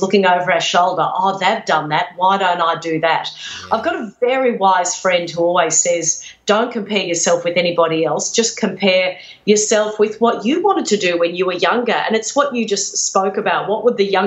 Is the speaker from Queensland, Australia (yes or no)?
yes; Redcliffe, Queensland, Australia; Redcliffe on the outskirts of Brisbane, known as Deadcliffe